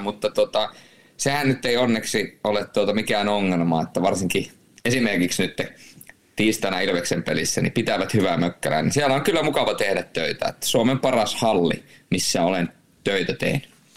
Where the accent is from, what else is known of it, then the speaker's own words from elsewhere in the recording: Rovaniemi, Lapland, Finland; also born or lived in Turku / Jyväskylä; now in Tampere, Finland; Mä oon, mä oon tamperelaistunut rovaniemeläinen